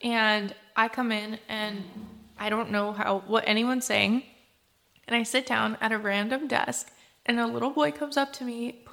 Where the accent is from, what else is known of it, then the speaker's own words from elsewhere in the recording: United States; also born or lived in Izmail, Ukraine; When we immigrated to America, I was only a year and a half